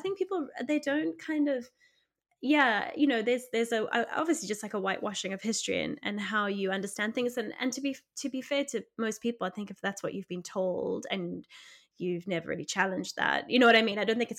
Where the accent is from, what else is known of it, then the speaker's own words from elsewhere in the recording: South Africa; because obviously being South African, and there's been a really interesting element of this for me